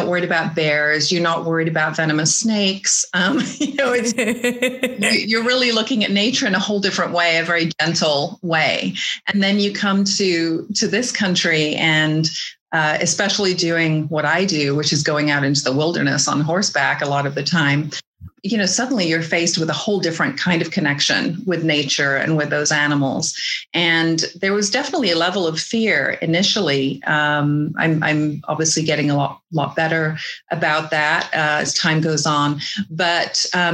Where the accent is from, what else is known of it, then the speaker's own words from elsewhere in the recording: England, United Kingdom; moved away as an adult; now in American West, United States; I grew up in England till I was 20 years old.